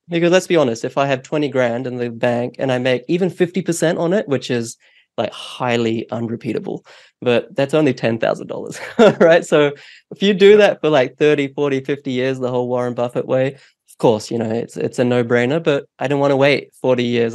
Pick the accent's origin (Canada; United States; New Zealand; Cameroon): New Zealand; also born or lived in India; now in Australia; I was born in India, um, but we moved um, to New Zealand when I was four